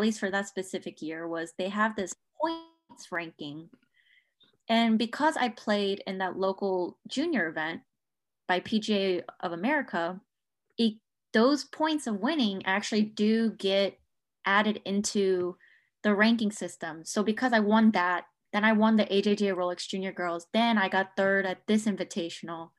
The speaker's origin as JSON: {"language": "English", "town": "Chapel Hill", "region": "North Carolina", "country": "United States", "lives_now": "Durham, United States", "said": "from Chapel Hill, North Carolina"}